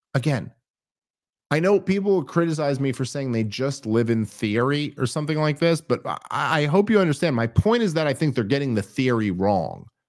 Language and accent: English; New York City, New York, United States; I grew up in New York City